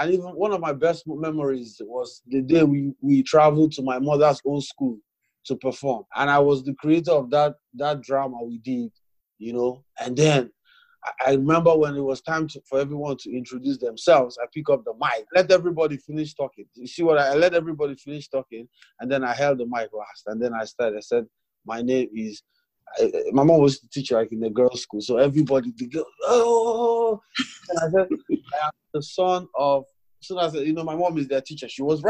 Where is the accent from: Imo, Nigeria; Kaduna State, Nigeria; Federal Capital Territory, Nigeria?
Imo, Nigeria; Owerri; also born or lived in Sokoto State / Ondo State; I was born in the North Sokoto State. Mm. I grew up in Owerri. Even while we were in Owerri, we would move to different places. And then in my secondary school, in my GSS2, we moved to Ondo State.